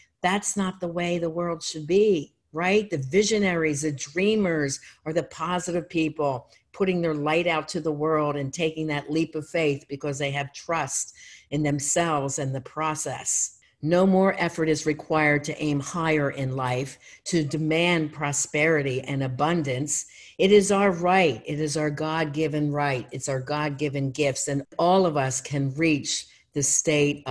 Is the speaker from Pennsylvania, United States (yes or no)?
yes; Philadelphia, Pennsylvania, United States; moved away; also born or lived in Erie, Pennsylvania; I'm not from there, I'm from Philadelphia